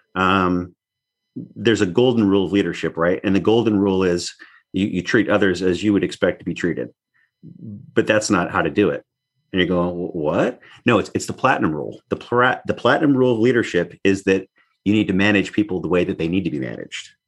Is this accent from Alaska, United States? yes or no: yes; North Slope of Alaska, United States; also born or lived in Anaktuvuk Pass, Alaska / Barrow, Alaska / Point Hope, Alaska / Fairbanks, Alaska; I actually grew up on the north slope of Alaska. So, bo-, born in Alaska